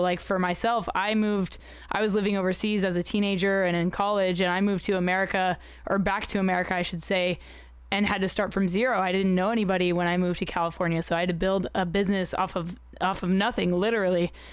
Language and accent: English; United Arab Emirates; I grew up in the United Arab Emirates